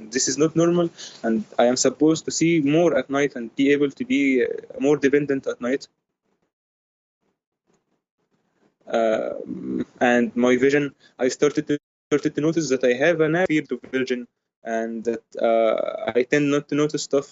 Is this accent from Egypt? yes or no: yes; Egypt; I am from Egypt, by the way. I was born in the 1997.